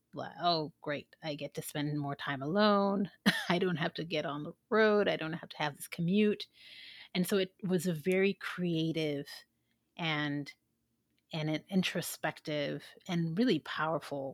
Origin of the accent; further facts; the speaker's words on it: Sierra Leone; moved away; I'm from an African country. I'm from Sierra Leone